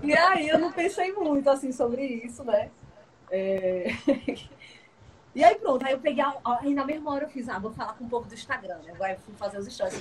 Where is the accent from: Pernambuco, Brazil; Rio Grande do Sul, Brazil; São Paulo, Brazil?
Pernambuco, Brazil; Arcoverde; also born or lived in Bahia / Águas Belas; now in Recife, Brazil; Arco Verde, que foi o lugar que eu passei menos tempo, né, de 98 a 2004, é, é justamente na fase entre os 8 e os 14